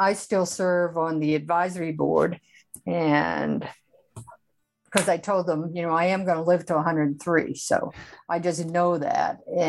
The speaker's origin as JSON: {"language": "English", "region": "Northern United States", "country": "United States", "accent": "Yankee", "moved": "yes", "lives_now": "Austin, United States", "said": "a Yankee to boot"}